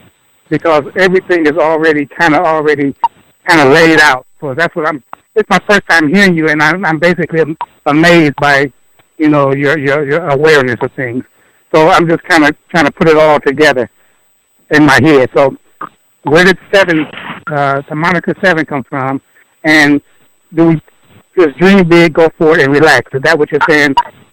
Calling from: Milwaukee, Wisconsin, United States; This is …, and I'm from Milwaukee, Wisconsin.

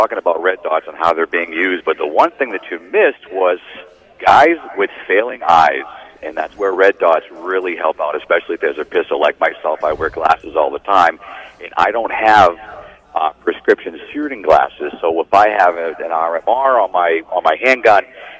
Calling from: Massachusetts, United States; I am somewhere in a small town out in western Massachusetts.

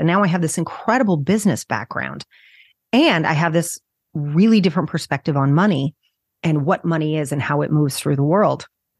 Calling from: New Jersey, United States; I'm just outside New York City in New Jersey.

